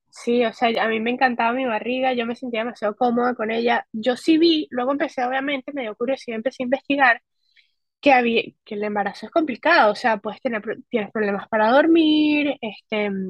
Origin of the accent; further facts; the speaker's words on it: Spain; Yo soy española, y dije, pues me voy para España. Allá tengo seguridad social, tengo eh, trabajo legal